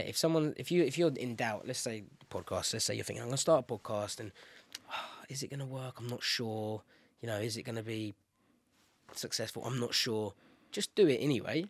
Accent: London, United Kingdom; London, my hometown

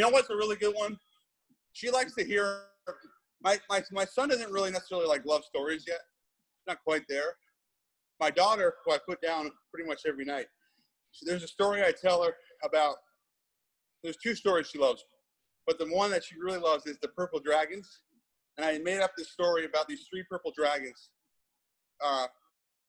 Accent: Seattle, Washington, United States; Well, I'm from Seattle.

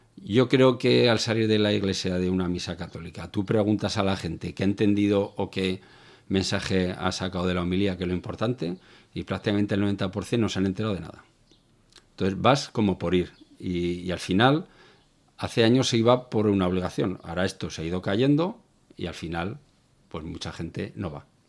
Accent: Zaragoza, Aragon, Spain; moved away as an adult; now in Algeciras, Spain; Yo soy del norte, de Zaragoza, pero llevo más de 20 años viviendo en el sur, en Algeciras

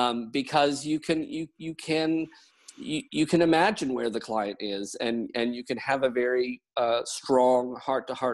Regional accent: Canada; also born or lived in United Kingdom / New Zealand; now in Wellington, New Zealand; I'm Canadian by origin, and I moved to the UK

